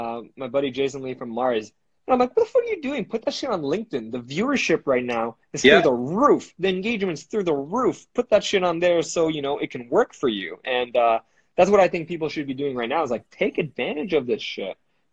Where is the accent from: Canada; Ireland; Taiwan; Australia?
Canada; A lot of people, we're Canadian guys, we're helping as much as we can for each other, which is great about our country